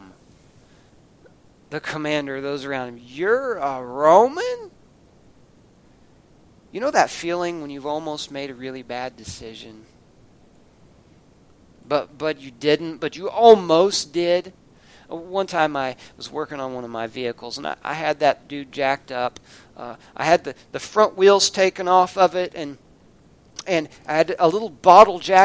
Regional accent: United States; our rights as American citizens

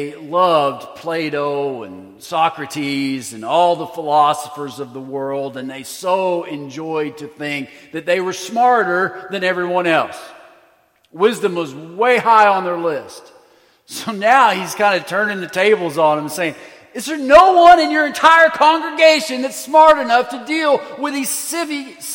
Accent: United States; we as American Christians

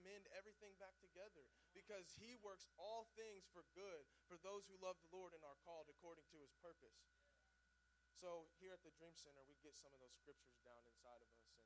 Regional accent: Mount Vernon, Missouri, United States; now in Springfield, United States; I grew up in Mount Vernon, and I was raised in church

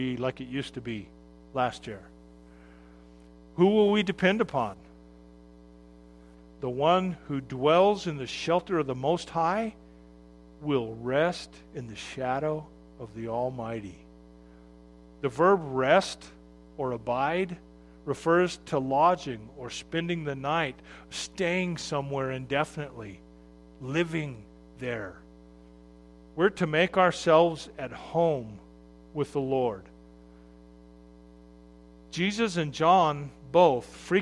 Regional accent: Arizona, United States; when I grew up in Arizona

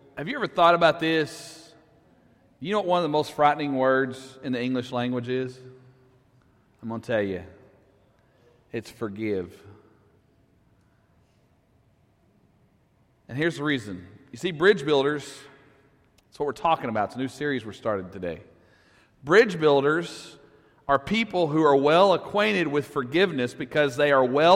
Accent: Russellville, Arkansas, United States; I'm from Russellville

